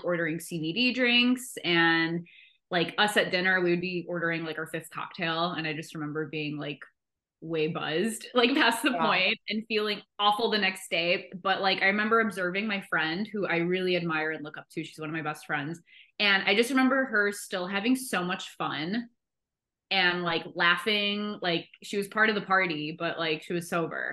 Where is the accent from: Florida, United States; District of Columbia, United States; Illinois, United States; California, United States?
Illinois, United States; Chicago; now in San Diego, United States; I live in San Diego. I'm from Chicago